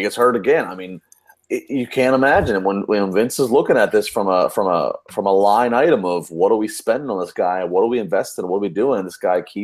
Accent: Maryland, United States; I'm from Maryland

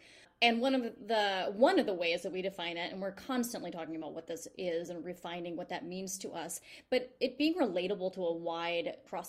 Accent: New York City, New York, United States; I feel as a New Yorker

